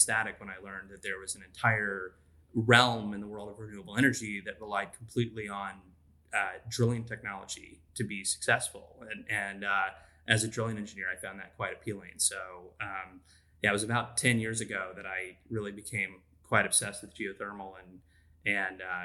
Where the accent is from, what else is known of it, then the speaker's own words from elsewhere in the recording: Texas, United States; also born or lived in Tulsa, Oklahoma; So I'm from Texas. I grew up in Texas